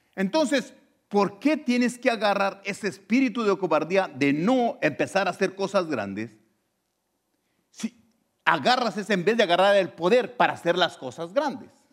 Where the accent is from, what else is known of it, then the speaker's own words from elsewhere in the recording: Mexico; now in United States; Yo antes nací en México, era ciudadano ah, mexicano